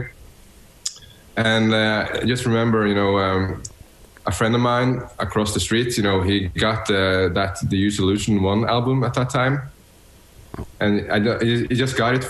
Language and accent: English; Bodø, Nordland, Norway; now in Oslo, Norway; I'm born and raised in north of Norway, you know, above the Arctic Circle. So it's pretty far from here, actually, but it's in a small town in northern Norway. And that town is called Bodø